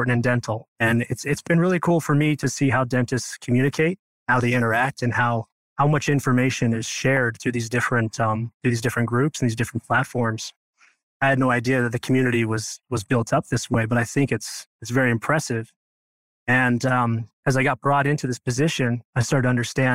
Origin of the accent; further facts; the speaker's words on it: Idaho, United States; moved away as an adult; now in St. George, United States; I'm from Idaho. Originally, I grew up on a farm, just a very small town with a big family